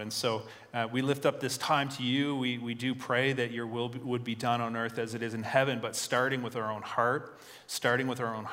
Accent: Fredericton, New Brunswick, Canada; also born or lived in Devon, Fredericton / Marysville, Fredericton; I'm a Northsider at heart. I grew up here, but I don't live there anymore. But I work on the north side.

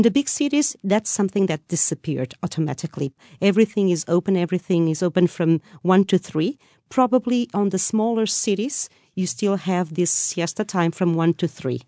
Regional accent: Lisbon, Portugal; I'm from Lisbon

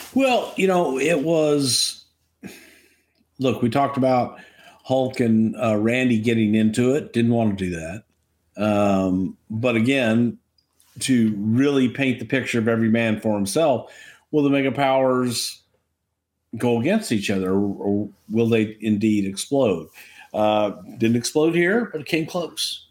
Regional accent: Houston, Texas, United States; in Houston in my hometown

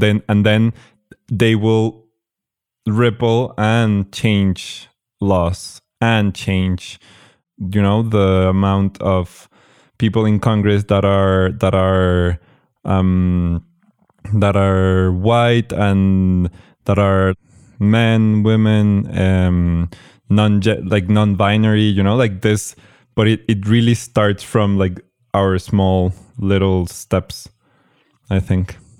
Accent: Mexico; I was born in Mexico, I, I grew up here

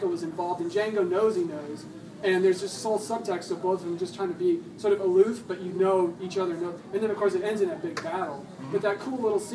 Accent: Michigan, United States; moved away; I'm from Michigan, where it snowed a lot in the wintertime

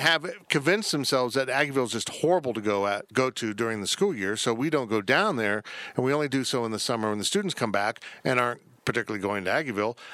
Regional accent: Salina, Kansas, United States; now in Manhattan, United States; my hometown is, I will always say Salina because that is where I grew up

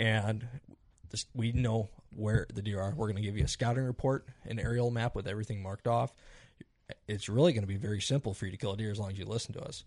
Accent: Iowa, United States; I am from Iowa, so I have a little bit different perspective on Iowa.

